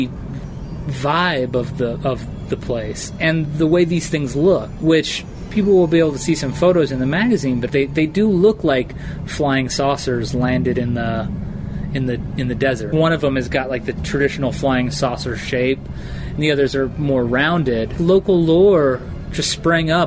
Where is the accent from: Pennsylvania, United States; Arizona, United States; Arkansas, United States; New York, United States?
Arizona, United States; Coolidge; also born or lived in Phoenix, Arizona; I grew up in Coolidge, which is a neighboring town